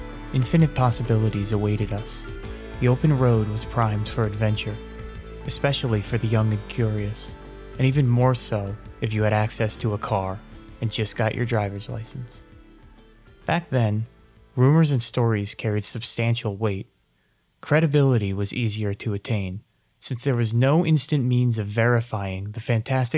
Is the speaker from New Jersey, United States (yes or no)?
yes; New Jersey, United States; I grew up in New Jersey